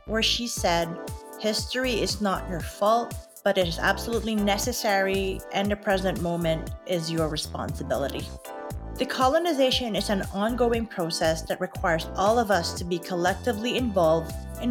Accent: Philippines; now in Canada; Growing up in the Philippines and being surrounded by Filipinos

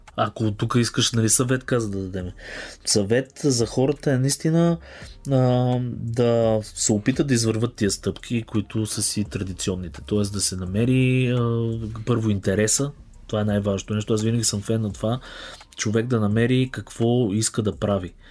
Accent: Bulgaria; съм българин и искам тук да развивам тази екосистема

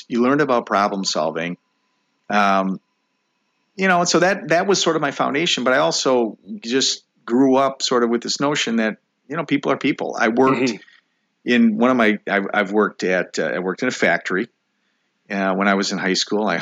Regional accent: West Bend, Wisconsin, United States; moved away; also born or lived in Illinois; I'm still just the kid from West Bend, Wisconsin

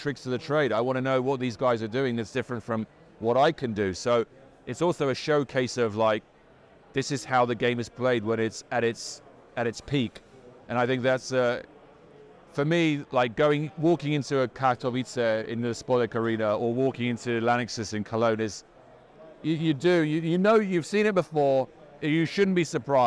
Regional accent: London, United Kingdom; I'm from London

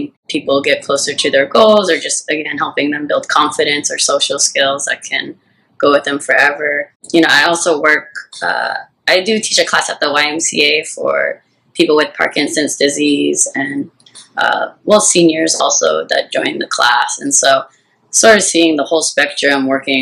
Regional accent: Santa Cruz, California, United States; now in Hawaii, United States; where I grew up in Santa Cruz, there weren't very many Asians there, actually

